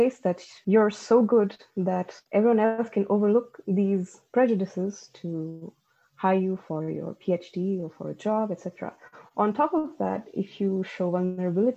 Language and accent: English; Delhi, India; now in Toulouse, France; as an Indian origin woman, I've grown up in India, in Delhi